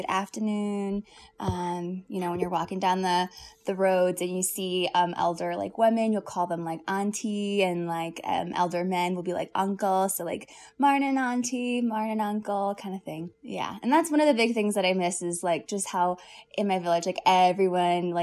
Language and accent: English; South Florida, United States; I was raised in South Florida